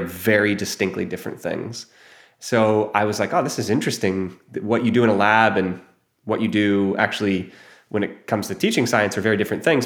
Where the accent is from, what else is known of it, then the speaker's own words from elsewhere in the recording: Ohio, United States; moved away as an adult; also born or lived in New York City; I grew up in Ohio